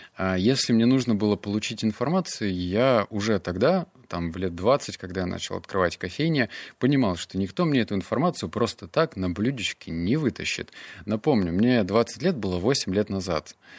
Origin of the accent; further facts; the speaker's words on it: Novosibirsk, Novosibirsk Oblast, Russia; Я из Новосибирска